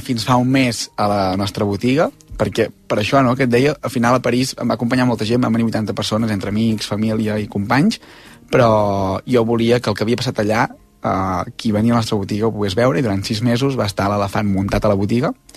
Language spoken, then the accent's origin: Catalan; Osona, Catalonia, Spain; els que som d'Osona som molt d'Osona